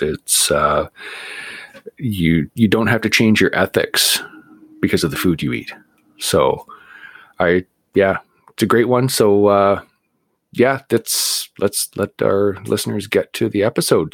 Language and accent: English; Vancouver, British Columbia, Canada; moved away; I grew up in Vancouver